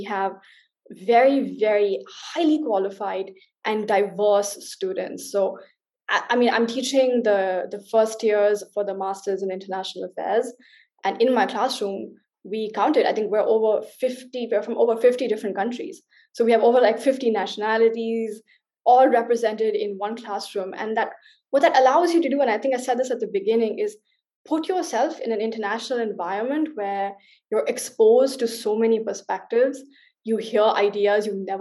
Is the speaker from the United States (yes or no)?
no; India; now in Berlin, Germany; as an Indian